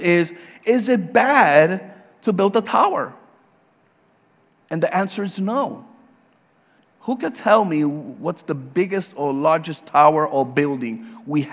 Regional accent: New York City, New York, United States; also born or lived in Puerto Rico / Georgia; now in Leesburg, United States; I was born and raised in the Bronx in New York

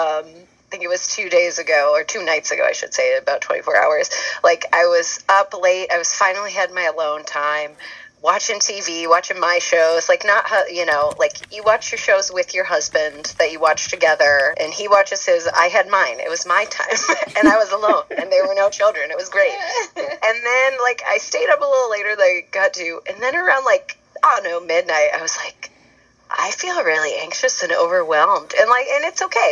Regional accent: Charlottesville, Virginia, United States; now in Denver, United States; I'm originally from Charlottesville, Virginia, but I live in Denver, Colorado

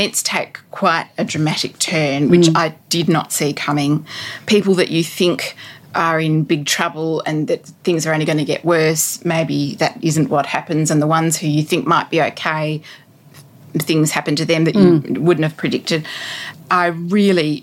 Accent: Australia; for me as an Australian woman

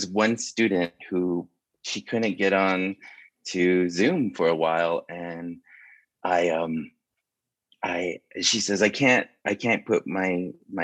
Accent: Upper Fruitland, New Mexico, United States; moved away; also born or lived in Shiprock, New Mexico; I was born in Shiprock, but I was raised in the Upper Fruitland region, which is just shy of the reservation line

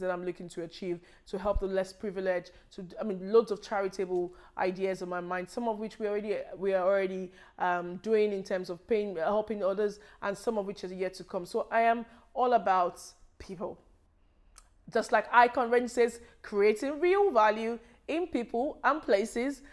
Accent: Nigeria; moved away as an adult; now in United Kingdom; I was born in Nigeria, and I lived in Nigeria for, um, a, a long time before I relocated here.

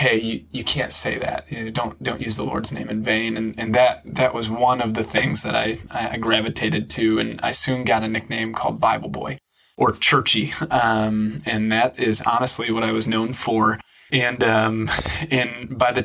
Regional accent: small town Iowa, United States; moved away as an adult; also born or lived in Chicago, Illinois; now in Indianapolis, United States; I'm actually from small town Iowa, is where I was born and raised

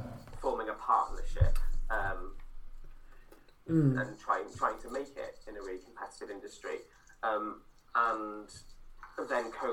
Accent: Cardiff, Wales, United Kingdom; I'm from Splott

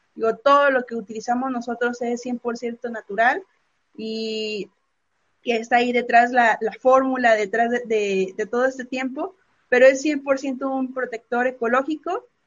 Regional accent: Mexico; como mexicano por excelencia

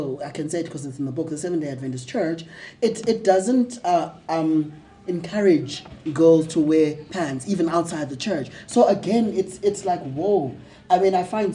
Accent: Mthatha, Eastern Cape, South Africa; I grew up in Umtata, raised and socialized as a girl

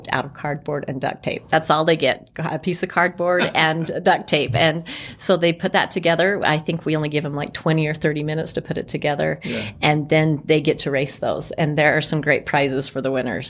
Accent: Springville, Utah, United States; I grew up in Springville, and so Art City Days has always been a big part of my life

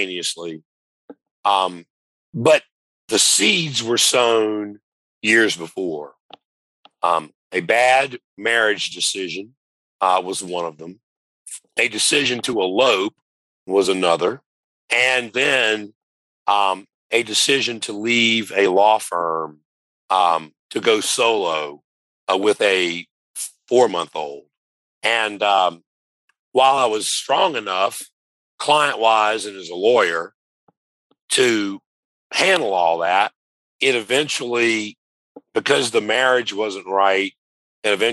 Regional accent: Louisiana, United States; now in Sylvania, United States; being a Louisiana native

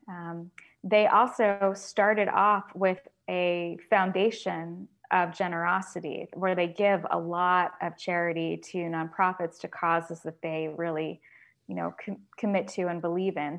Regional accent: Florida, United States; when I was growing up in Florida

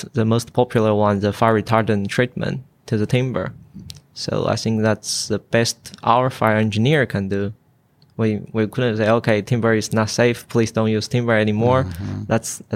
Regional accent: China; moved away as an adult; now in Queensland, Australia; I came from China

